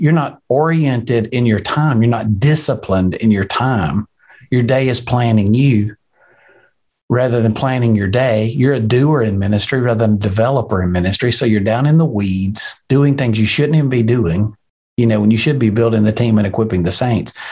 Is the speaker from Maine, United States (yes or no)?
no; Alabama, United States; I'm from Alabama. We're 48th on every list.